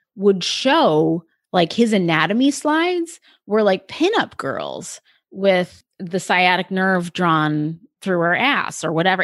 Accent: Delaware, United States; I lived, I grew up in Delaware.

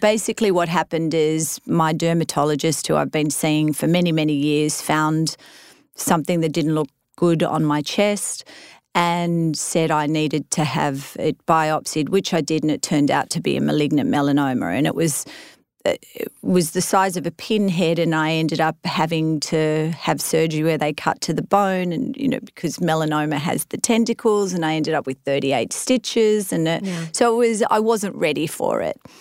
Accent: Australia; moved away as an adult; now in United States; I was an Aussie transplanted into the US

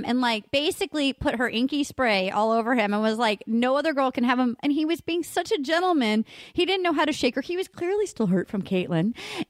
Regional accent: Rhode Island, United States; We're both from Rhode Island. Little state in the union. We're the biggest little state in the union, Rhode Island.

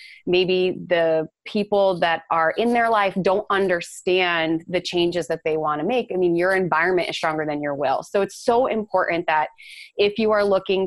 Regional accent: Northeast, United States; we're both from the Northeast

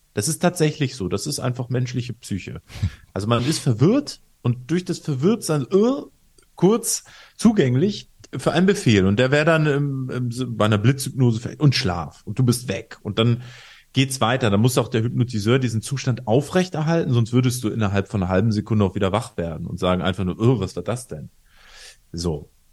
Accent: Northern Germany, Germany; in Norddeutschland, wo ich herkomme

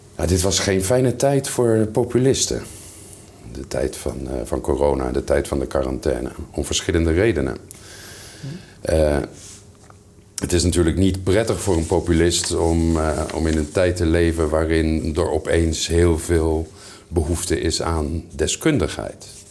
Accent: Netherlands; moved away; mijn vaderland in, in Nederland

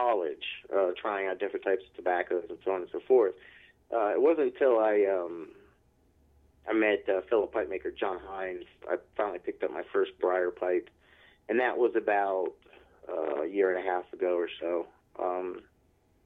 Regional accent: D.C. area, Northern Virginia, United States; moved away as an adult; now in Charlottesville, United States; I'm grew up in the D.C. area, up in Northern Virginia, just about 10 minutes out of the city center of Washington, D.C.

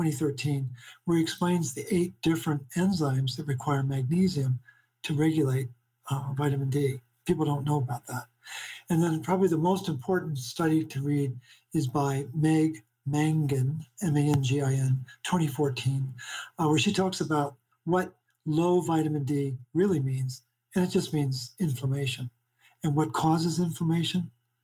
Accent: Baltimore, Maryland, United States; But I'm originally from Baltimore. … And I worship at the altar of Hopkins.

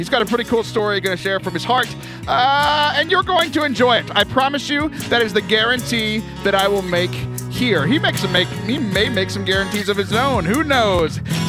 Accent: Louisiana, United States; I'm full-blooded Cajun, and so we came from French Canada, so leave me alone.

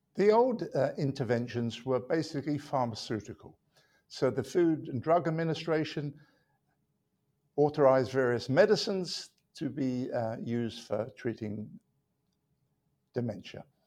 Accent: London, United Kingdom; moved away as an adult; also born or lived in Manchester; now in United States; I was born in London, England

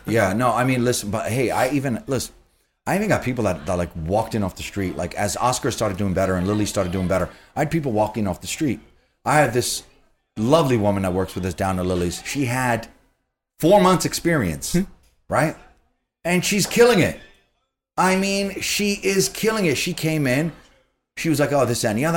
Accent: New York City, New York, United States; I grew up in Queens

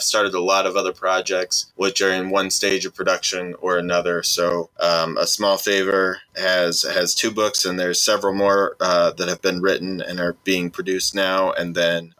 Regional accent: Spokane, Washington, United States; born in Spokane, Washington, which is actually technically the second biggest city in Washington after Seattle.

